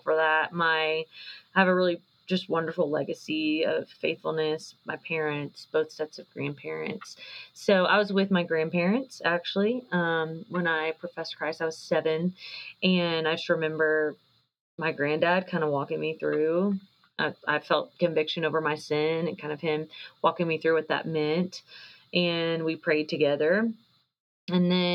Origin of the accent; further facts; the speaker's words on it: Fort Worth, Texas, United States; moved away as an adult; now in Colorado, United States; I'm from Fort Worth, Texas. That's where my whole family lives. That's where I was born and raised